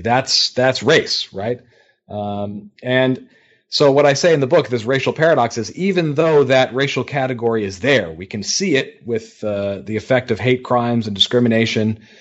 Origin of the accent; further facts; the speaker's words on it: Detroit, Michigan, United States; now in Pennsylvania, United States; in Detroit, my hometown